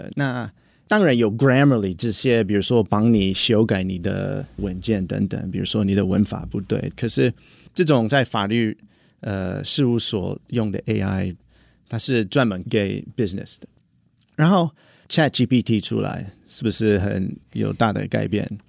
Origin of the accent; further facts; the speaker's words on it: United States; Chinese is a second language; moved away as an adult; now in Taiwan; 然后我是来自美国。然后我在台湾已经呃差不多八年。